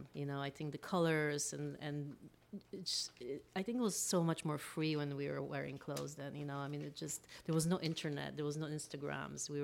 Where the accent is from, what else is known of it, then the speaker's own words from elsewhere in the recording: Berlin, Germany; now in Los Angeles, United States; I grew up in Berlin